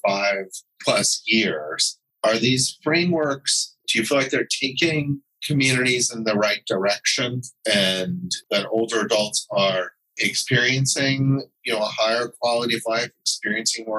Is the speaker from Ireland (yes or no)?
no; Teaneck, New Jersey, United States; my hometown of Teaneck, New Jersey, where there is a master plan that the township has.